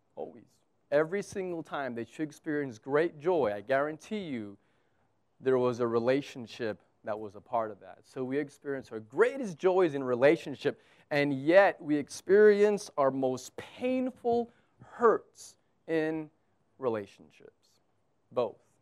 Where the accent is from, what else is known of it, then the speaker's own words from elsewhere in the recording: United States; now in Abu Dhabi, United Arab Emirates; I'm American.